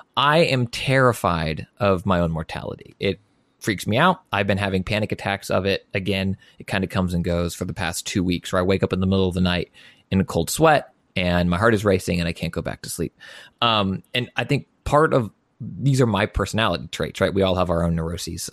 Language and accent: English; United States; I'm an American